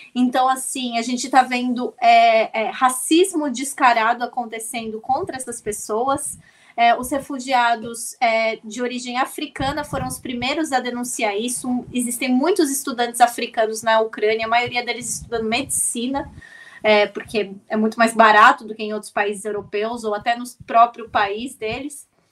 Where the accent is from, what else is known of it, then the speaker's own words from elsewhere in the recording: Brazil; eu sempre me identifico como latino-americana antes de dizer que sou brasileira